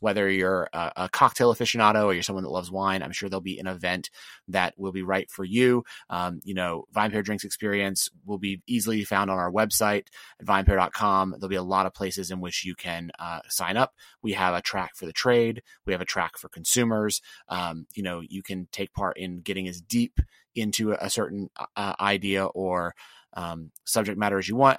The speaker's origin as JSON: {"language": "English", "region": "the South", "country": "United States", "said": "I'm from the real South"}